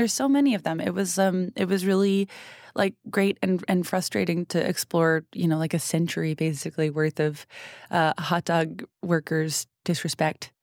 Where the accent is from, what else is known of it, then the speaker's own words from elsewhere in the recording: New England, United States; I'm from New England